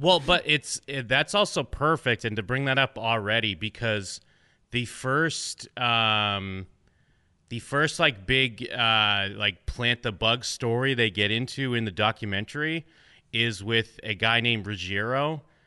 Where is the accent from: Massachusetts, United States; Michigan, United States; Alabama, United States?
Massachusetts, United States; New England, outside of Boston; I grew up in New England, uh, outside of Boston